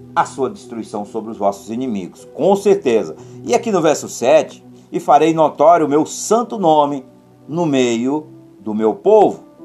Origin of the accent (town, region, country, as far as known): Brazil